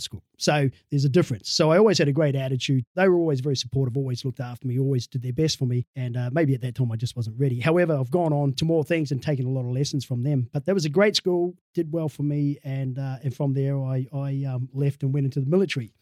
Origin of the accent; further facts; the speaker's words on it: Dunedin, Otago, New Zealand; I, grew up in a place called Dunedin down south